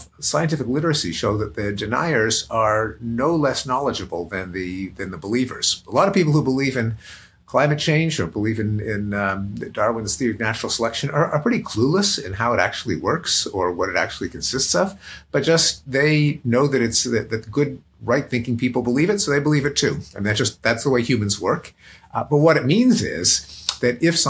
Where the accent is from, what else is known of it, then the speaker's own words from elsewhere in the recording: Montreal, Quebec, Canada; now in United States; I come from Montreal, and we are famous for a kind of bagel